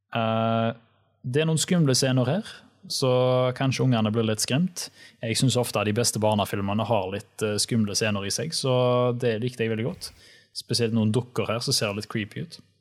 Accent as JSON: {"language": "Norwegian", "town": "Haugesund", "region": "Rogaland", "country": "Norway", "also_born_or_lived": "Oslo", "said": "Jeg har jo flytta fra Oslo. Så eh, nå er jeg hjemme i Haugesund"}